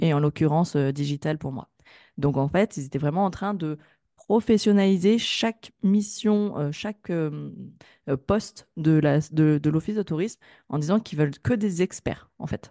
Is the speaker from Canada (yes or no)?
no; Grenoble, Auvergne-Rhône-Alpes, France; moi, je suis originaire de Grenoble